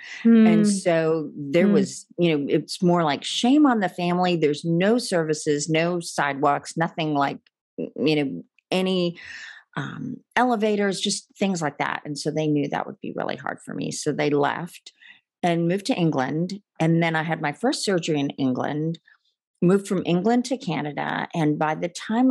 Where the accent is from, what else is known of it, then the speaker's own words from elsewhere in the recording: India; I was born in India to Christian parents